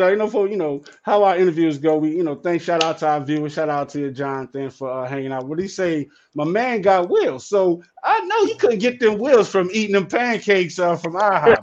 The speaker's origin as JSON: {"language": "English", "town": "New Orleans", "region": "Louisiana", "country": "United States", "said": "I'm from New Orleans. You know what I'm saying? Right? I'm from the south"}